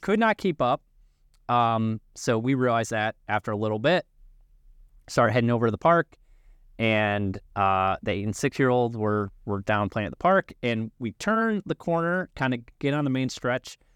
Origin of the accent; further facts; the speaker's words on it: Illinois, United States; I grew up like you in Illinois